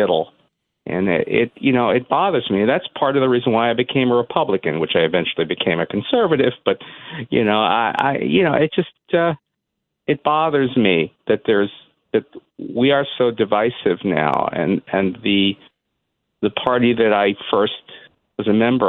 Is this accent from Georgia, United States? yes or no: no; New York City, New York, United States; everybody in Brooklyn, my neighborhood, every Jewish kid growing up in Canarsie was a Democrat at that time.